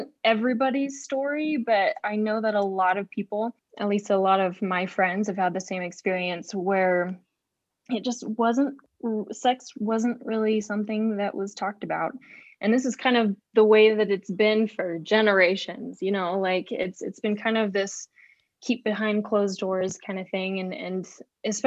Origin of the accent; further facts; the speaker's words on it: West Jordan, Utah, United States; I'm from West Jordan, Utah. I grew up in Utah most of my life